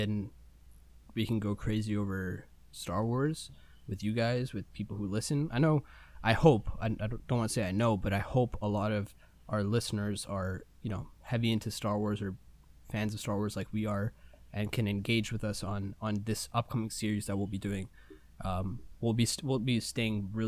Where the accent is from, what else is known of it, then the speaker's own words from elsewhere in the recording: India; I'm Indian.